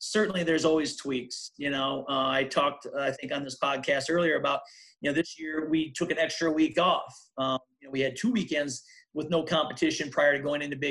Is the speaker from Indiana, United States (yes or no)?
no; Humboldt, Iowa, United States; We're both from Humboldt, obviously a number of years apart, but both from Humboldt